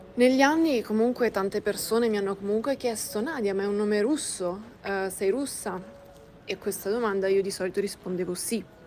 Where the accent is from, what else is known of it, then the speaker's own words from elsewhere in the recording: Milan, Lombardy, Italy; first language Russian; Italian is a second language; Io sono nata a Milano da un padre italiano